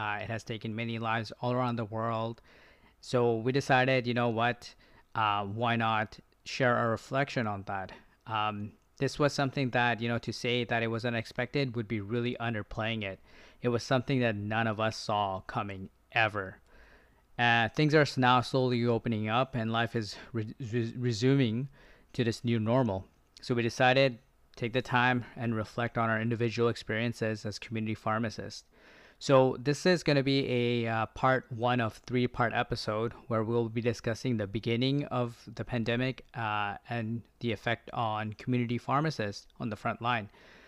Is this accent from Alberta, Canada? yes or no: no; Victoria, British Columbia, Canada; I'm a pharmacist from Victoria.